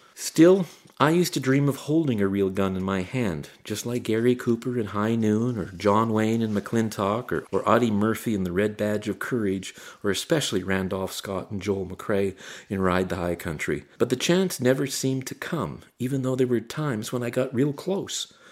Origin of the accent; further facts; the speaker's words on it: Barry's Bay, Ontario, Canada; growing up in Barry's Bay in the 1960s